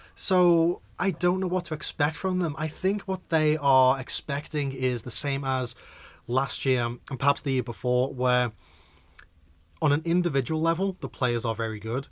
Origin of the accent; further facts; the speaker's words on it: Liverpool, North West England, United Kingdom; I am a Liverpoolian